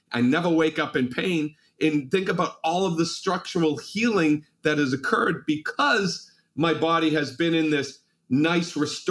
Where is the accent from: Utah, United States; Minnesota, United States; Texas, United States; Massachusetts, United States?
Massachusetts, United States; Malden; I can still remember when I was 6 years old, I grew up in Malden, Massachusetts. And that was on a busy city street, cars going by.